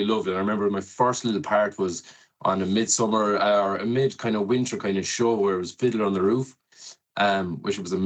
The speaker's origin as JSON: {"language": "English", "town": "Loughrea", "region": "Connacht", "country": "Ireland", "lives_now": "Galway, Ireland", "said": "I'm from Loughrea, about 3 miles outside the town. But I've been living in Galway for the last maybe 10 plus years"}